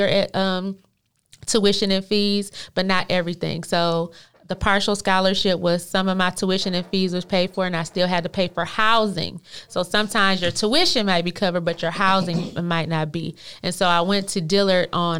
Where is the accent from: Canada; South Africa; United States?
United States; Flint, Michigan; moved away as an adult; now in Texas, United States; I'm from Flint, Michigan